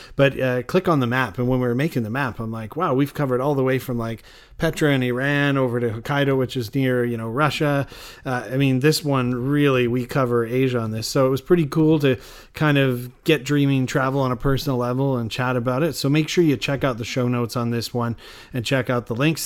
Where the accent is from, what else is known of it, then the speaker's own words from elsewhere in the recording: Canada; I'm Canadian